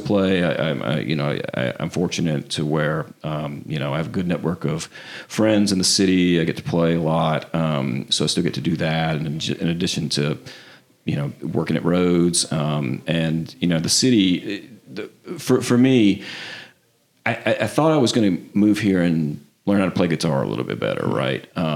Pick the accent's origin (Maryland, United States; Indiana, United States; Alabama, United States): Alabama, United States; Mobile; moved away as an adult; also born or lived in Hattiesburg, Mississippi / Memphis, Tennessee; I grew up in Mobile, Alabama.